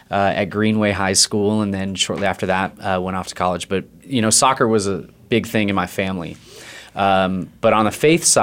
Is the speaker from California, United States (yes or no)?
yes; California, United States; And I grew up in Northern California, and my family kind of bounced all over the place.